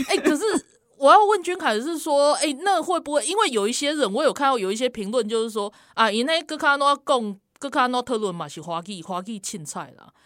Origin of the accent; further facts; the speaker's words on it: South Africa; moved away; 因为我不是，我不是这样教育长大，就是我，我可以分享一下南非的经验